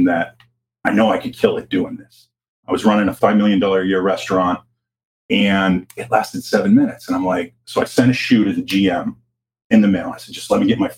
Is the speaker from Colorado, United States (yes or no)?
no; Pittsburgh, Pennsylvania, United States; moved away; I'm originally from Pittsburgh, blue collar town